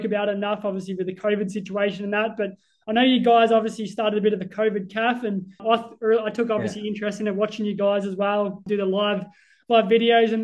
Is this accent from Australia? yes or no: yes; Sale, Victoria, Australia; I'm actually from Gippsland, so I know that area as well. So I'm originally from Sale